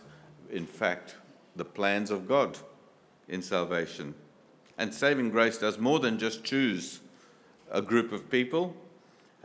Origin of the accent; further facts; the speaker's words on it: India; I come from India